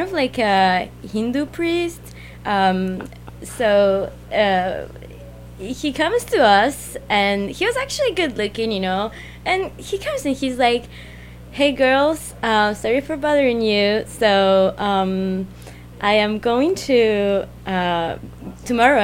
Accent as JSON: {"language": "English", "country": "Argentina", "tie": "born or raised there", "also_born_or_lived": "Paris, France", "moved": "as an adult", "lives_now": "Montreal, Canada", "said": "I was born in Paris. I was raised in Argentina, and then I moved to Montreal, and I've been living here for 6 months."}